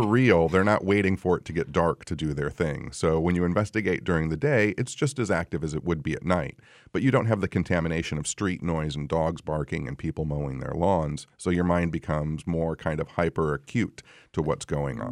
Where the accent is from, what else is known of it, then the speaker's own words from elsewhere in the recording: Royal Oak, Michigan, United States; I'm from Royal Oak